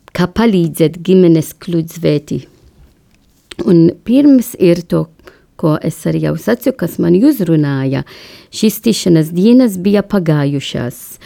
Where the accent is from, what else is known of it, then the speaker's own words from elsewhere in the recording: Malta; Latvian is a second language; now in Latvia; es esmu no Maltas salā